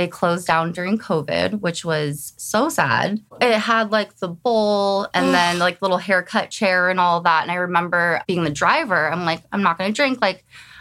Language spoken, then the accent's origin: English; the Bay Area, California, United States; moved away as an adult; now in Rocklin, United States; I grew up in the Bay my whole life.